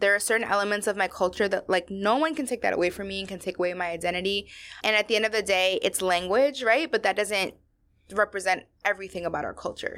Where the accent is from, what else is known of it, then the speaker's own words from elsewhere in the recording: outside of Baltimore, Maryland, United States; I grew up in Maryland. I grew up, like, you know, outside of Baltimore where there's not a lot of Latinos.